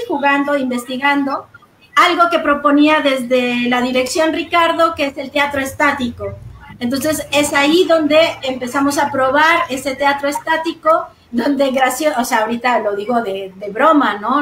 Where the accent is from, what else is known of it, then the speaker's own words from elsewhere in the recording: Mérida, Yucatán, Mexico; moved away as an adult; also born or lived in Mexico City; yo nací y crecí en Ciudad de Mérida